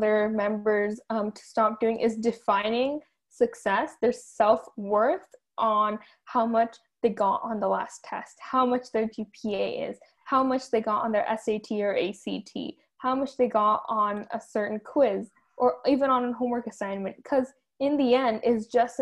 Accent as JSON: {"language": "English", "town": "Fremont", "region": "California", "country": "United States", "said": "I come from Ardenwood"}